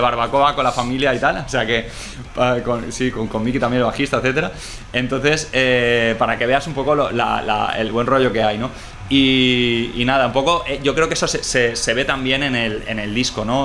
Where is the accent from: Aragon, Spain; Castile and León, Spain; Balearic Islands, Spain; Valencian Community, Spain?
Balearic Islands, Spain; Mallorca; nosotros somos tres tíos de Mallorca